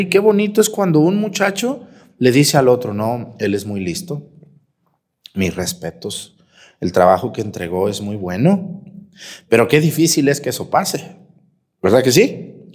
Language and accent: Spanish; Mexticacán, Jalisco, Mexico; mi pueblo Mestigacán